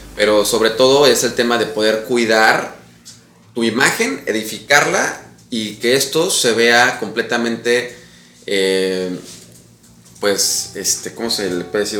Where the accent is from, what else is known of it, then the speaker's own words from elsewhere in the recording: Mexico City, Mexico; also born or lived in Chihuahua / Cozumel; now in Riviera Maya, Mexico; yo soy chilango